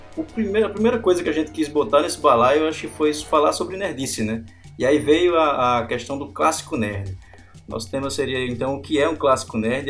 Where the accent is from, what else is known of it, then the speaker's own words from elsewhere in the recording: Campina Grande, Paraíba, Brazil; nós somos de Campina Grande, né, na Paraíba